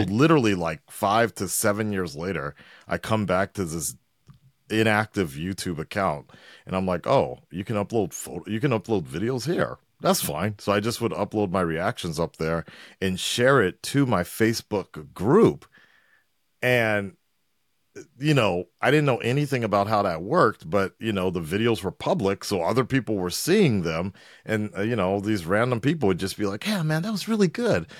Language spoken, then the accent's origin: English; Los Angeles, California, United States; moved away as an adult; also born or lived in Culver City / Santa Monica; now in Japan; I'm originally from Los Angeles, uh, born and raised, North Hollywood